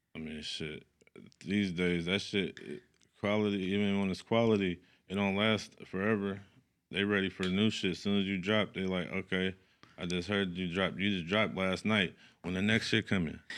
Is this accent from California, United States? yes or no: yes; Sacramento, California, United States; I'm from the East. I'm from East Side, Sacramento, Lincoln Village